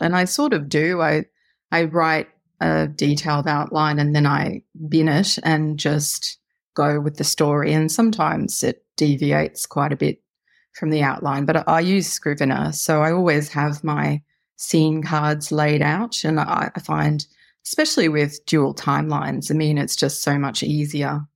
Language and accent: English; Australia; as you may tell from my accent, I live in Australia